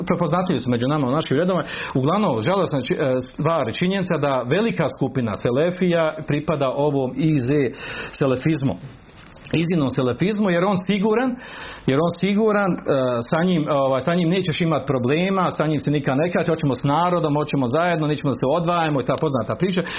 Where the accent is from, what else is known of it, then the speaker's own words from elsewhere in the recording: Bosnia & Herzegovina; kod nas u Bosni